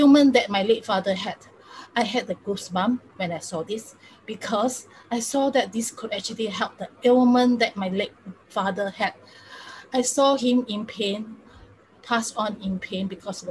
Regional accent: Singapore; I'm from Singapore.

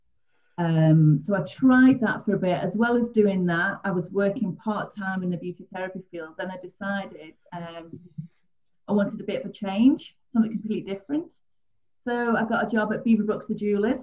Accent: St Helens, North West England, United Kingdom; I'm originally from St. Helens, so I worked in Ormskirk, worked in Liverpool, Warrington

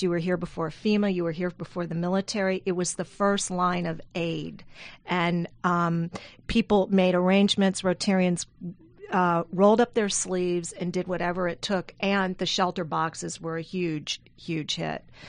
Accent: South Louisiana, United States; moved away; I'm from South Louisiana. I flew home

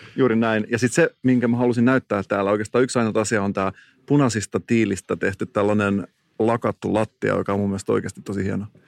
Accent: Salo, Southwest Finland, Finland; moved away; mä oon kotoisin Salosta

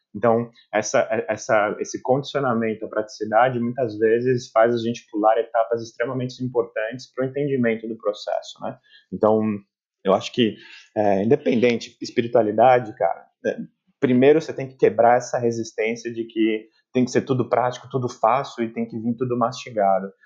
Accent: São Paulo, Brazil; moved away as an adult; now in Berlin, Germany; eu vim de São Paulo

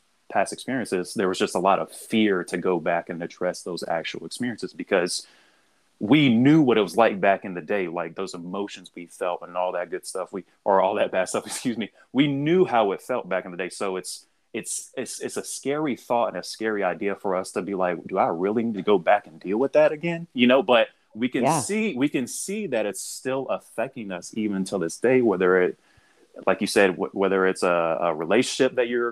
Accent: the South, United States; growing up in the South

